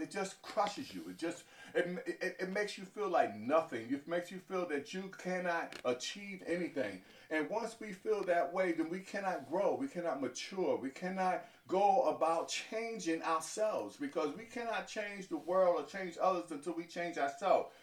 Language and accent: English; New York City, New York, United States; I was born in New York City, in, uh, in Harlem